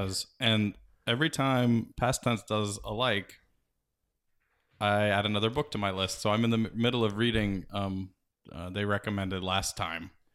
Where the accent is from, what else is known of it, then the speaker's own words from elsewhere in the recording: Northern Virginia, United States; I grew up in Northern Virginia